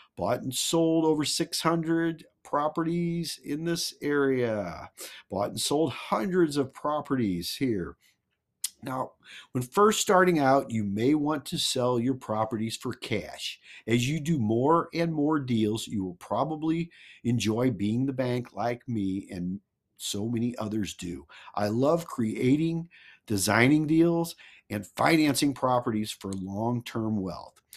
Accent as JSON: {"language": "English", "region": "Missouri", "country": "United States", "said": "I'm from Mizu-, Missouri. The Show Me State"}